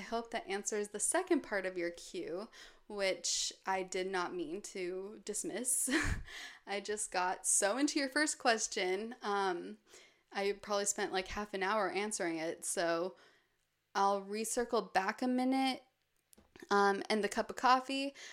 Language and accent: English; Park City, Utah, United States; moved away; I'll also spend a lot of the year in my hometown, Park City, which is surrounded by mountains